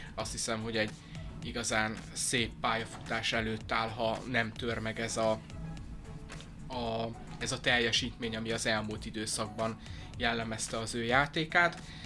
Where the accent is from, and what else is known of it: Szeged, Csongrád-Csanád, Hungary